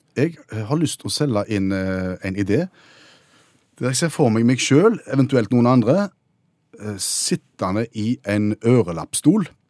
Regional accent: Haugesund, Rogaland, Norway; min hjemby, for eksempel, Haugesund.

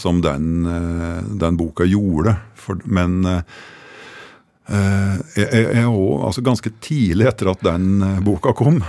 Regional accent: Fåvang, Innlandet, Norway; hjembygda mi, i Fåvang også, oppe i, oppe i Ringbu

